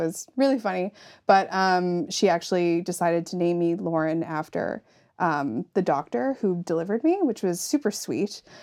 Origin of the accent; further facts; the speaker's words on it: Yarmouth, Nova Scotia, Canada; I'm from Yarmouth